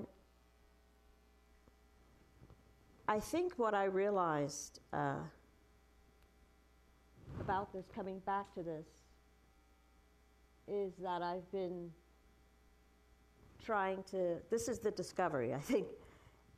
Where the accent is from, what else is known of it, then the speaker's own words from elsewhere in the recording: New York City, New York, United States; my childhood, growing up in Brooklyn during the 70s